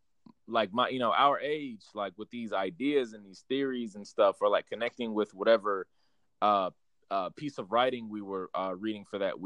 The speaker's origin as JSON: {"language": "English", "town": "Irving", "region": "Texas", "country": "United States", "moved": "as an adult", "lives_now": "San Marcos, United States", "said": "I'm from a town called Irving, 10 to 15 minutes"}